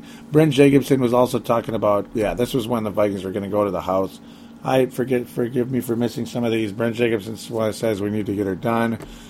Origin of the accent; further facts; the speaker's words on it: Canada; I will say right now that as a Canadian, I started off as a huge Warren Moon fan.